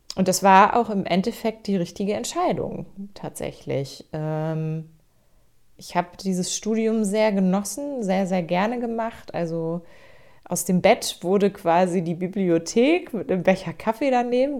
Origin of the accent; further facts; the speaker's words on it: Hamburg, Germany; now in Schleswig-Holstein, Germany; ich bin tatsächlich gebürtige Hamburgerin. Also ich bin im Hamburger Westen geboren, in Rissen ganz genau.